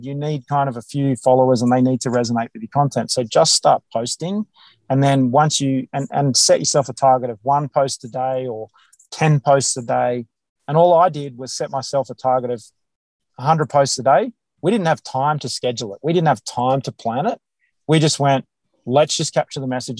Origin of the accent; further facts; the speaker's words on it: Australia; accent: Australian; my accent, my Australian accent